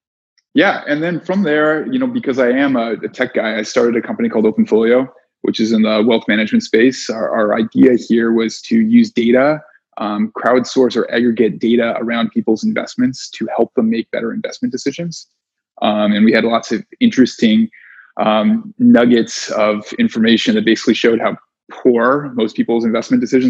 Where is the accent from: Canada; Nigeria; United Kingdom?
Canada; moved away as an adult; also born or lived in New York; I'm Canadian